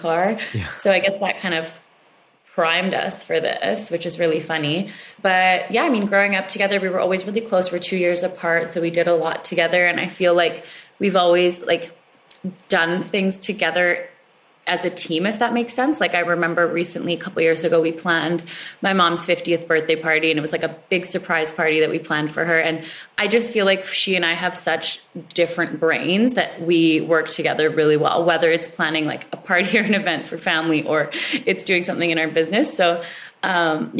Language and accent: English; Canada; I grew up in Canada. I'm second generation.